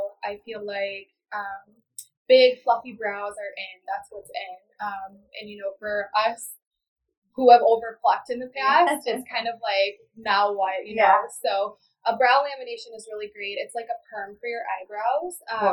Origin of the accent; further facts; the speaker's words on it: Edgerton, Wisconsin, United States; I'm from Edgerton, Wisconsin, which is like a smaller town in southern Wisconsin